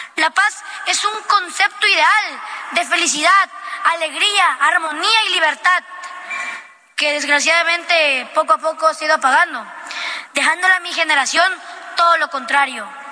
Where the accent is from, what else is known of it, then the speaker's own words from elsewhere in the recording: Teapa, Tabasco, Mexico; vengo del municipio de Teapa. Soy un tabasqueño de corazón.